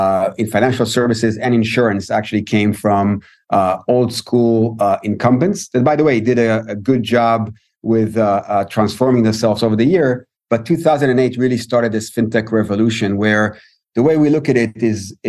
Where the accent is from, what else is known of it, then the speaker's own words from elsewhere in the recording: Israel; also born or lived in Tel Aviv, Israel; I'm Israeli